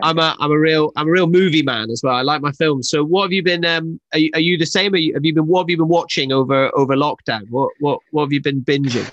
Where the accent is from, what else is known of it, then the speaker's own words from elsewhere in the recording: Scotland, United Kingdom; I'm Scottish